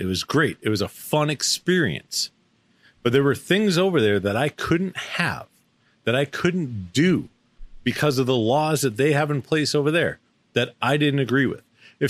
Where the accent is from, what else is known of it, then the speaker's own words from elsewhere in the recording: Boston, Massachusetts, United States; born there; I was born in Boston.